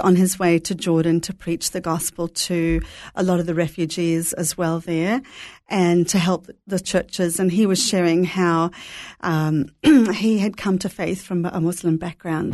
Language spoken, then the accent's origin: English; Brisbane, Queensland, Australia; also born or lived in Jerusalem / Melbourne; now in Sydney, Australia; I grew up in Brisbane